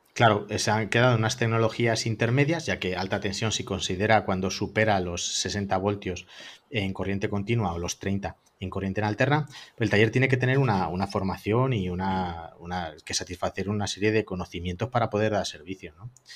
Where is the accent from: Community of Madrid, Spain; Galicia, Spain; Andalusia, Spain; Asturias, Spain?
Community of Madrid, Spain; Madrid; somos de Madrid